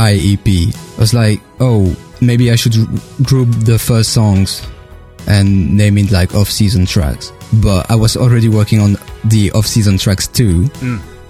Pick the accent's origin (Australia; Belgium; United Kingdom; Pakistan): Belgium; accent: French; English is a second language; But I'm not French. I'm Belgian.